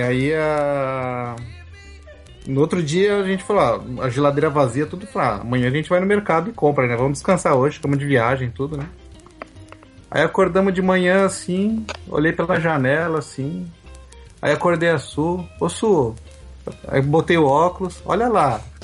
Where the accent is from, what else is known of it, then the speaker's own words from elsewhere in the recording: São Paulo, Brazil; moved away as an adult; now in Quebec, Canada; eu sou nascido e criado em São Paulo